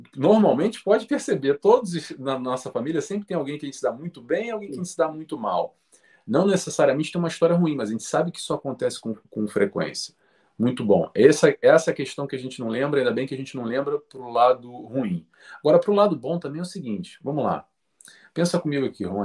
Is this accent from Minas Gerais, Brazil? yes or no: no; Rio de Janeiro, Brazil; nasci no Rio de Janeiro, Brasil